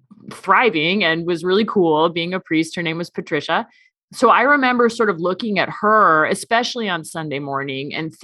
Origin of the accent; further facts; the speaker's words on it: Seattle, Washington, United States; moved away as an adult; now in Omaha, United States; I grew up in Seattle and I grew up in the Episcopal Church